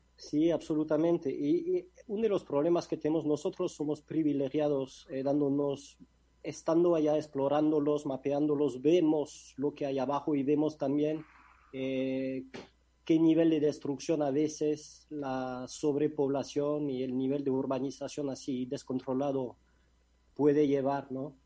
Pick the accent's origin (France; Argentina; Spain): France; Spanish is a second language; moved away as an adult; now in Mexico; Yo soy de Francia, no de España.